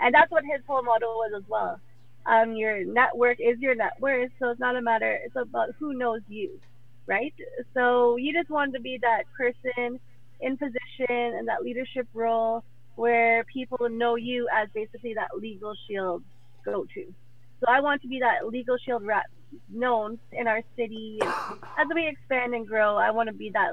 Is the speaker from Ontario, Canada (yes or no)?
yes; Mississauga, Ontario, Canada; also born or lived in Ottawa / Trinidad; I was born in Ottawa. We moved to Trinidad, lived there for 5 years, did that thing. Parents came back up here, gave Trinidad a go. Didn't really work out, I guess, out there. Came back to Mississauga. I've been here ever since